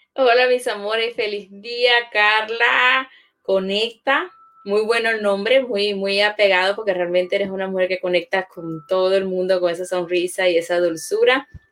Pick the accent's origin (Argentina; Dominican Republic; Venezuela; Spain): Venezuela; moved away as an adult; now in Orlando, United States; Ingeniero químico era mi profesión en Venezuela